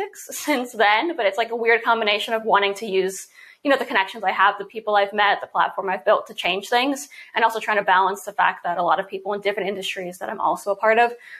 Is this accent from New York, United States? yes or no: yes; New York City, New York, United States; I was born and raised in New York City